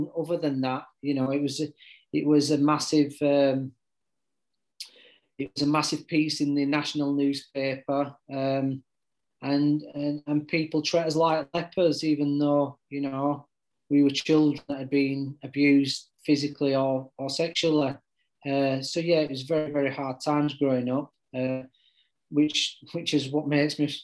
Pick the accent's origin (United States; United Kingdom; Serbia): United Kingdom; Yorkshire and the Humber; I'm very Yorkshire lad.